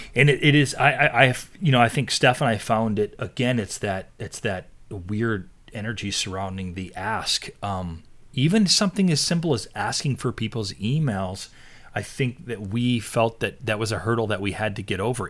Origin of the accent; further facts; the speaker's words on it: East Coast, United States; I grew up on the East Coast